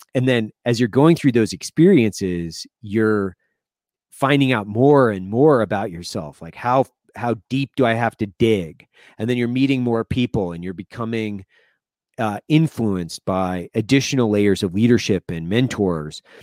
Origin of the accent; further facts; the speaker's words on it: Lewiston, Idaho, United States; moved away; I grew up in Lewiston, Idaho